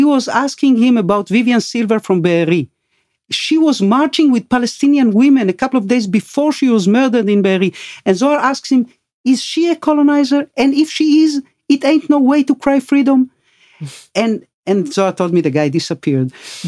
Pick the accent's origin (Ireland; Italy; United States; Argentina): Argentina; You know, I came from Argentina.